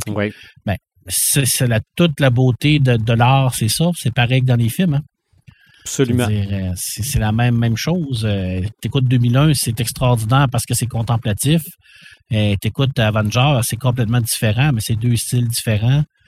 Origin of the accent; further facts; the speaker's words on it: Quebec, Canada; on peut rien être fier de ça en tant que Québécois